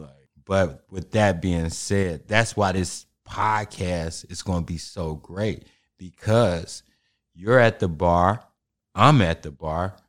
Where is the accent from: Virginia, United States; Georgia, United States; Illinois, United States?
Illinois, United States; Chicago; And I'm from Chicago, and we end up in the West, too.